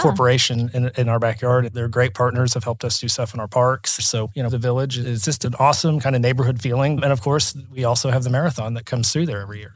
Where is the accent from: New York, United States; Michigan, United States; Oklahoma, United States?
Oklahoma, United States; Oklahoma City; I grew up in Oklahoma City, my parents live in Crown Heights